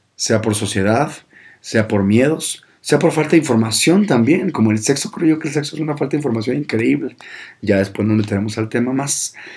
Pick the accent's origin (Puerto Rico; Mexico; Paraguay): Mexico; Monterrey, Nuevo León; yo soy de Monterrey, del norte